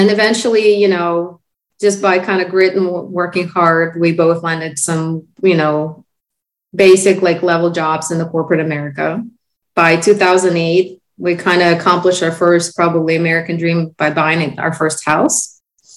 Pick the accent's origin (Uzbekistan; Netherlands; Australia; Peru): Uzbekistan; first language Russian; English is a second language; moved away as an adult; now in United States; Back in 05, my husband and I both came from the country called Uzbekistan